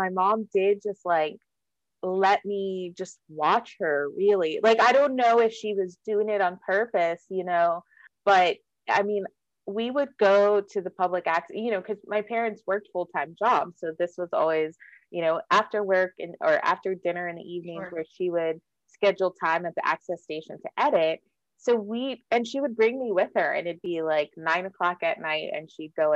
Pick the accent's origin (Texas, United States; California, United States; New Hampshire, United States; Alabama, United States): Texas, United States; Austin; also born or lived in San Antonio, Texas / New York City; growing up in Austin, I just always thought of my town as this very liberal place